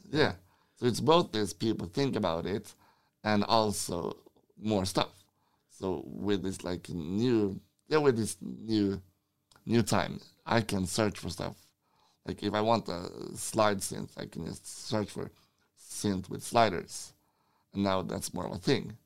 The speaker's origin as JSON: {"language": "English", "country": "Sweden", "said": "I'm from Sweden."}